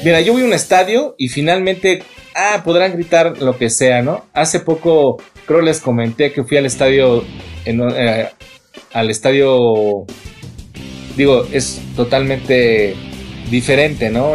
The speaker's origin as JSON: {"language": "Spanish", "region": "Mexico City", "country": "Mexico", "said": "yo soy más chilango, más chilango que la chingada"}